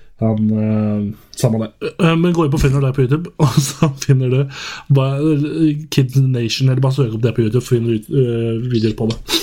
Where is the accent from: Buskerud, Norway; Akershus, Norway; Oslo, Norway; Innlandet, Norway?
Oslo, Norway; Oslo area, Norway; now in Volda, Norway; jeg er fra Oslo-området